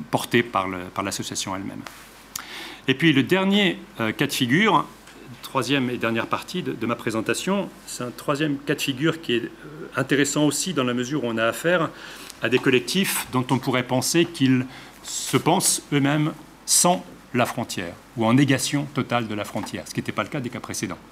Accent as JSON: {"language": "French", "region": "Geneva", "country": "Switzerland", "said": "d'où je viens, c'est-à-dire de Genève et de la région alpine"}